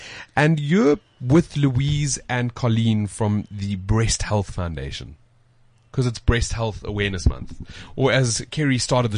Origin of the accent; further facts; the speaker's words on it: South Africa; accent: South African; our accent sounds pretty cool. And it's the weirdest thing how, as South Africans, we can just put ourselves down.